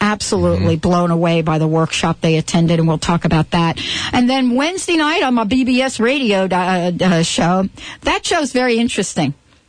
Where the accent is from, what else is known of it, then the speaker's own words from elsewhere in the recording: New York, United States; we grew up in New York